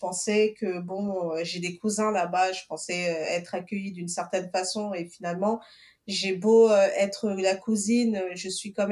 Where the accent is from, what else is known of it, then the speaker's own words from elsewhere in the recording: Portugal; born there; donc je suis originaire du Cap Vert. Je suis née au Portugal d'origine capverdienne.